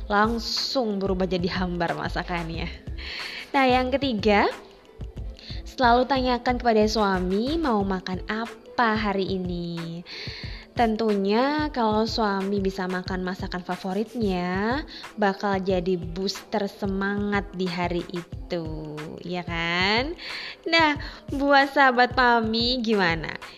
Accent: East Java, Indonesia; Ya, karena saya orang Jawa Timur, jadi referensi masakan saya dulu banyakkan memang dari Jawa Timur.

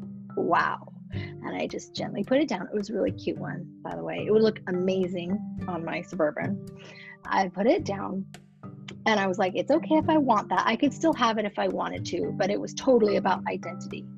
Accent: Reno, Nevada, United States; moved away; I grew up in Reno

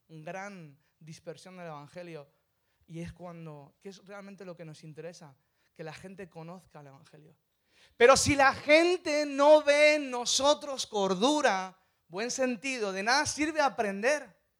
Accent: Madrid, Community of Madrid, Spain; soy de Madrid. Soy gato.

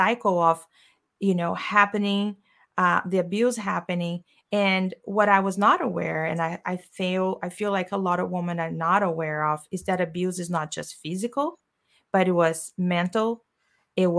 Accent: Brazil; English is a second language; moved away as an adult; I am from Brazil and I came here, as you said, I had $200 in my pocket.

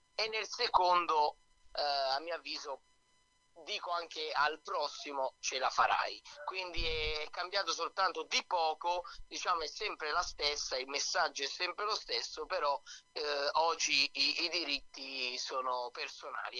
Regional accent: Milan, Lombardy, Italy; io ho i genitori che sono napoletani, ma sono proprio nato qua a Milano io

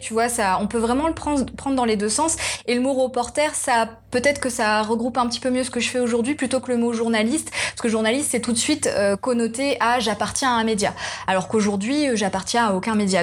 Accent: Réunion; je suis réunionnaise.

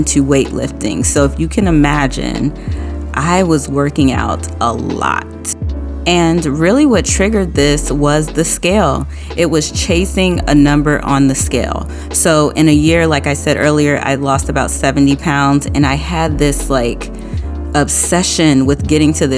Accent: New Orleans, Louisiana, United States; moved away; I am from New Orleans, and I moved out of state when I was younger

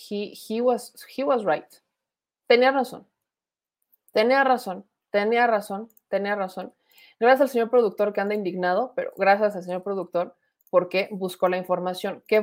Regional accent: Guadalajara, Jalisco, Mexico; de Guadalajara, me dedico a hacer chalecos tipo escolta, guardaespaldas

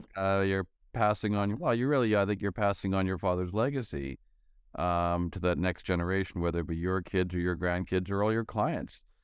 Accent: Canada; I'm from Canada

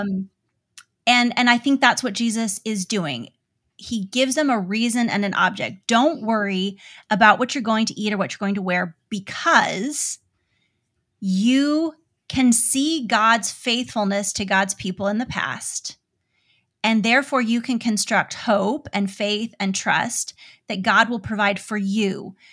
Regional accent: United States; As an American parent

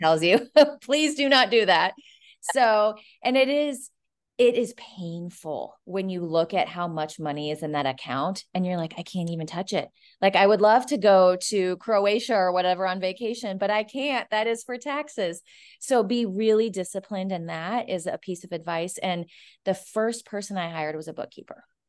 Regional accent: Omaha, Nebraska, United States; moved away; I'm actually from Omaha, Nebraska

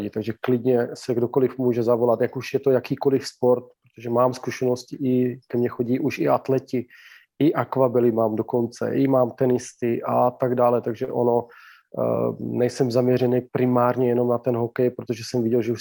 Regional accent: Slovakia; Czech is a second language; já jsem původem Slovák, ano, kdo by to nevěděl.

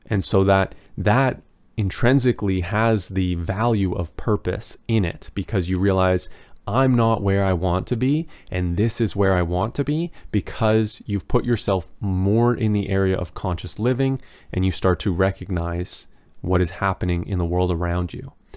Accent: Canada; As a Canadian

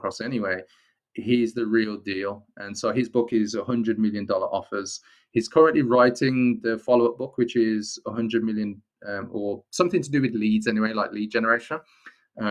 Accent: Wolverhampton, West Midlands, United Kingdom; I'm from the Black Country, Wolverhampton

